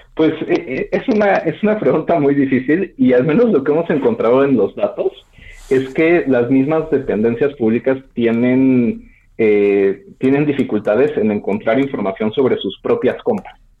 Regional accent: Mexico

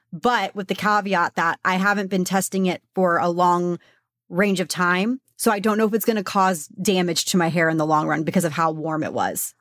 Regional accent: Texas, United States; I'm from Texas

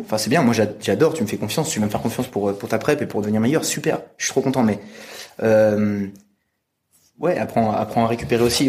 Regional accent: France; je suis français, 25 ans

